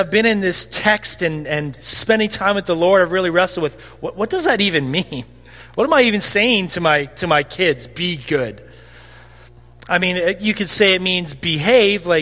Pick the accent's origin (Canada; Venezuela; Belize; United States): Canada; Caronport, Saskatchewan; I say I'm from Caronport